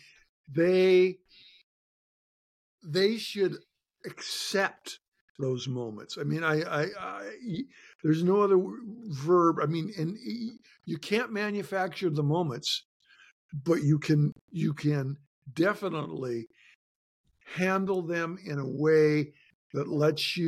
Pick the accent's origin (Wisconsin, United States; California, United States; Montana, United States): Montana, United States; Shelby; now in Washington, United States; I'm back in my hometown of Shelby, Montana.